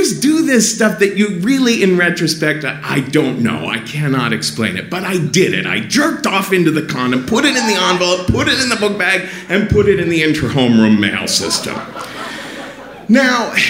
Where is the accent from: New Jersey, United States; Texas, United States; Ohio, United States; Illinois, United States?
Ohio, United States; Cincinnati; growing up in Cincinnati